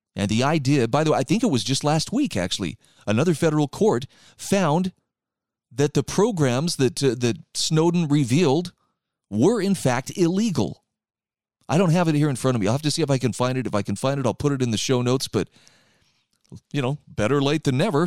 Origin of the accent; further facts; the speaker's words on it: Utah, United States; my home state of Utah